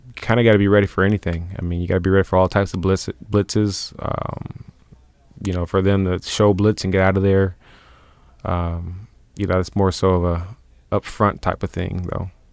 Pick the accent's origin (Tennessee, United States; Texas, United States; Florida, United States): Tennessee, United States; We're both from Tennessee